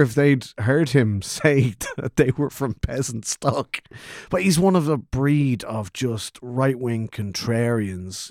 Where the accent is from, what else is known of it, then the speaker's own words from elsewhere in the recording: Kildare, Leinster, Ireland; I'm not from Dublin, I'm from Selborge